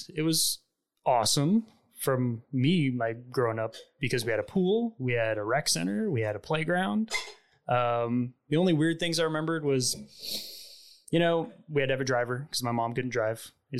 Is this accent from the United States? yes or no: yes; Fort Worth, Texas, United States; also born or lived in Kansas / Saudi Arabia; So I moved around a little bit, like before I was five. We got here when I was about 5 years old to Fort Worth. And we moved around a little bit. I was born in Kansas. We moved to Saudi Arabia.